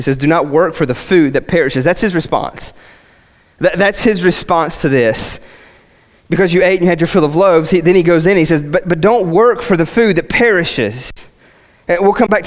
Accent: West Virginia, United States; I'm from West Virginia and I've got like a weird dialect

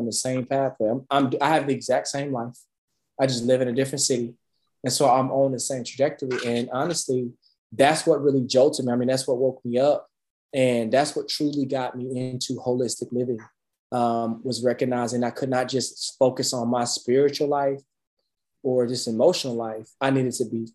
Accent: Dallas, Texas, United States; growing up in Dallas

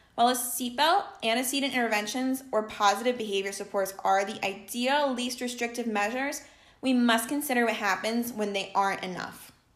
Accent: Jersey Shore, New Jersey, United States; I was also born and raised on the Jersey Shore where I continue to reside.

